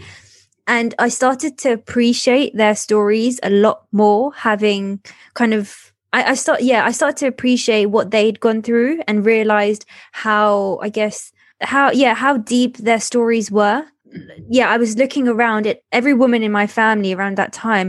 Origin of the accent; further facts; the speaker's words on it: London, United Kingdom; also born or lived in Vacoas, Mauritius / Norwich, United Kingdom; I moved to the UK when I was 8 years old back in 2005. And then, yeah, so grew up in Southeast London